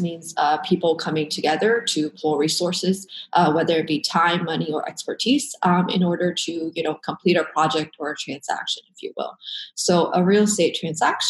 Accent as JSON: {"language": "English", "town": "Dallas", "region": "Texas", "country": "United States", "moved": "as an adult", "lives_now": "Portland, United States", "said": "I'm originally from Dallas-Fort Worth, pretty much spent most of my life in Texas."}